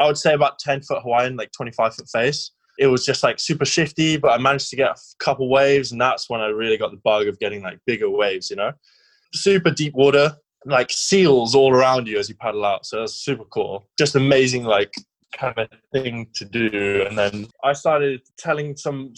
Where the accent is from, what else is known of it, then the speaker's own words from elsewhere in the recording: Sidmouth, South West England, United Kingdom; moved away; I grew up in Sidmouth, and before that we had a lot of childhood issues, like going around the world, my parents and all that kind of stuff. But we ended up in Sidmouth